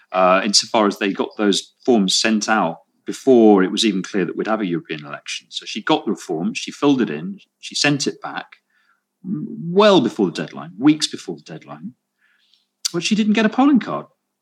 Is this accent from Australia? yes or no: no; United Kingdom; moved away; for many years I was a British voter overseas until I lost that, because after 15 years you lose, as a Brit, you lose your vote if you're not resident in the UK